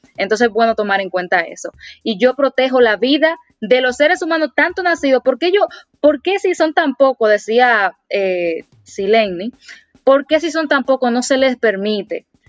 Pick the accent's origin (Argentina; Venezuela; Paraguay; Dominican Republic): Dominican Republic; como dominicana y como mujer